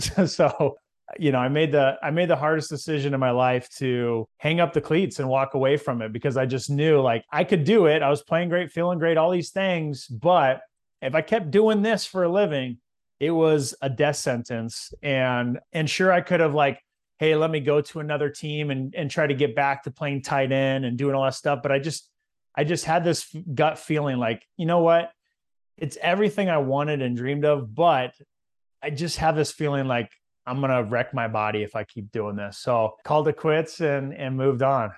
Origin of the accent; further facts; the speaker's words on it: Visalia, California, United States; So, I'm from California, and there's a lot of big cities there, but in central California, there's a little town called Visalia